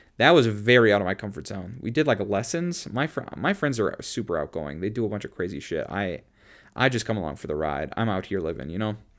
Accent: Minnesota, United States; also born or lived in Boston area; now in Boston, United States; I went to high school in Minneapolis when I'm from Minnesota.

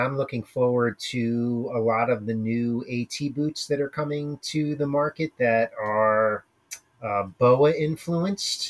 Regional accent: Pennsylvania, United States; moved away as an adult; also born or lived in Connecticut; now in Vermont, United States; Originally, I'm from Pennsylvania, and I grew up skiing

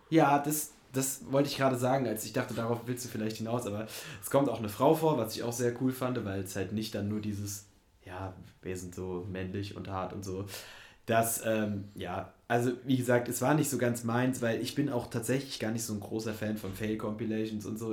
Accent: Germany; moved away; aus meiner Heimat komme und in der Nähe gab es einfach kein Kino bis, also die nächst, das nächste Kino war in Frankfurt, was halt irgendwie 50 Kilometer oder so weg ist

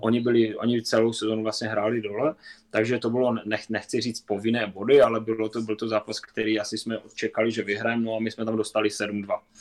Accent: Kopřivnice, Moravian-Silesian Region, Czechia; also born or lived in Lahti, Finland; Kopřivnice třeba vlastně, odkud pocházím

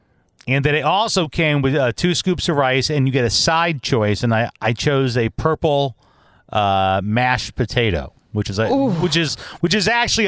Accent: Midwest, United States; moved away as an adult; also born or lived in Big Island, Hawaii; now in Hawaii, United States; That I'm from the Midwest, born and raised, even though I'm a traveler and I've lived all over. I love the fact that I have Midwest roots

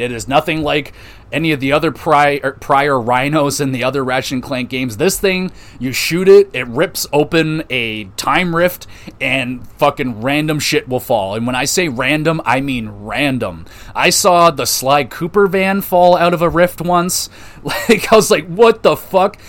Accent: Canada; I'm a Canadian

